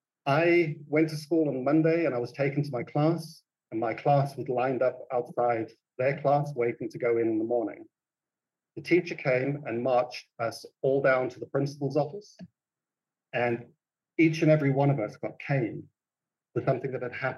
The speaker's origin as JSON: {"language": "English", "country": "South Africa", "tie": "born or raised there", "also_born_or_lived": "Tanzania", "said": "I was born in Tanzania to British parents, and I grew up in South Africa."}